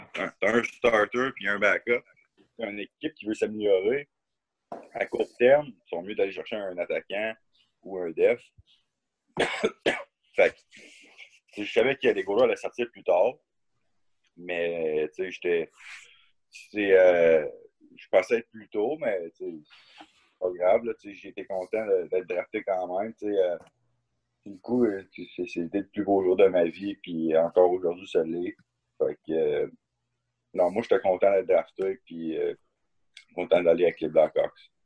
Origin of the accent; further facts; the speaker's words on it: Asbestos, Quebec, Canada; also born or lived in Berlin, Germany; on, vient de la, même ville, on vient de l'Asbestos